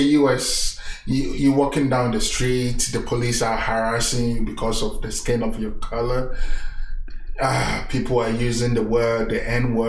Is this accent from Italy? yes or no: yes; Italy; moved away as an adult; also born or lived in Vancouver, Canada; now in Calgary, Canada; I grew up in Italy, and Italy is kind of is my face.